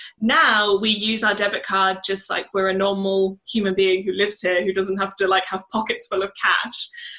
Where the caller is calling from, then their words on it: Utrecht, Netherlands; I'm currently in Utrecht, which is just outside of Amsterdam. So we're in Holland.